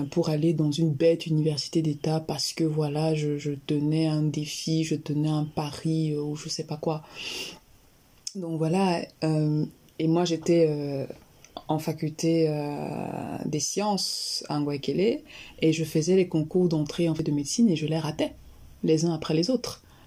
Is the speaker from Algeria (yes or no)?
no; Yaoundé, Centre, Cameroon; Alors, je suis originaire du Cameroun. Je suis née et j'ai grandi à Yaoundé